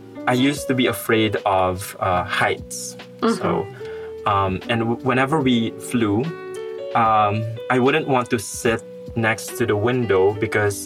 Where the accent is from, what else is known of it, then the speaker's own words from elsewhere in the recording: Philippines; moved away as an adult; now in Russia; I am not from Malaysia. I'm going back to the Philippines.